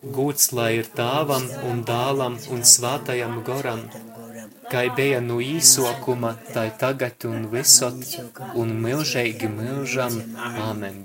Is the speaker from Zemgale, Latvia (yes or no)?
no; Daugavpils, Latgale, Latvia; es esmu no Daugavpils